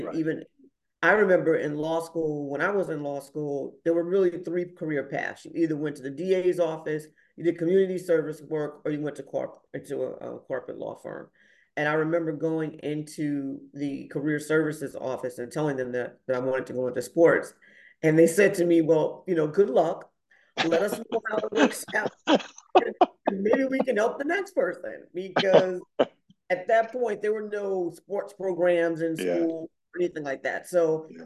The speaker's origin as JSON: {"language": "English", "town": "New Rochelle", "region": "New York", "country": "United States", "tie": "born or raised there", "said": "I grew up in New Rochelle, New York"}